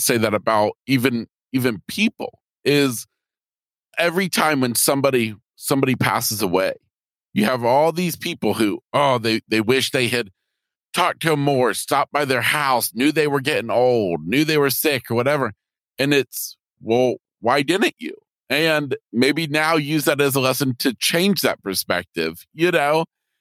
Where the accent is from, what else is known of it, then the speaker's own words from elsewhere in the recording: Florida, United States; this Floridian